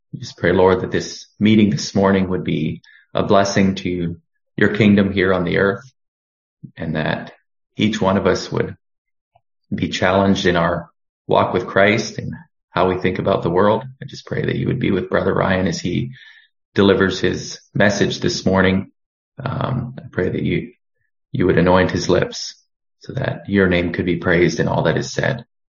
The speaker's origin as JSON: {"language": "English", "town": "Cochrane", "region": "Alberta", "country": "Canada", "also_born_or_lived": "Boston, Massachusetts", "said": "I come to you from Boston, Massachusetts. I'm actually from Cochrane, Alberta, but I'm down here for the winter"}